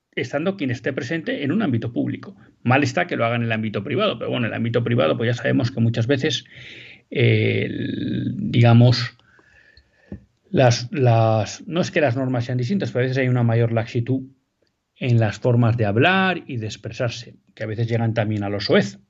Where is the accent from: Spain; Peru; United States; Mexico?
Spain; como españoles